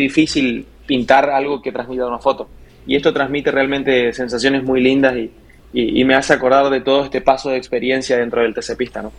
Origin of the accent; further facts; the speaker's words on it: Puerto Iguazú, Misiones, Argentina; Yo soy oriundo de Puerto Iguazú, de las cataratas